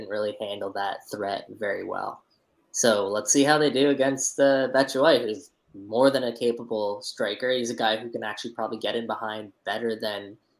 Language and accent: English; Canada; as a Canadian soccer fan and journalist